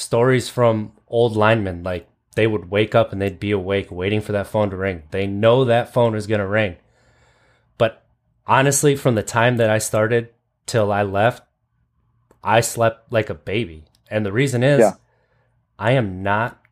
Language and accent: English; Kewaunee, Wisconsin, United States; I grew up in Kewaunee, which is just east of there, like Green Bay area